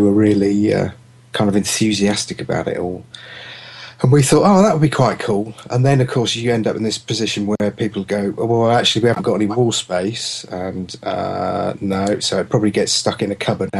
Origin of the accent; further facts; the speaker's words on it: United Kingdom; we're British.